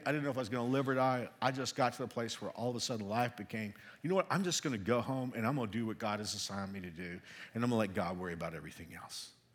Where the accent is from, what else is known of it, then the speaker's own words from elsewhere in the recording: Texas, United States; also born or lived in Hill Country, Texas (parents' origin); now in Kenya; I'm a Texan, even though I've been here a long time, I feel like a Kenyan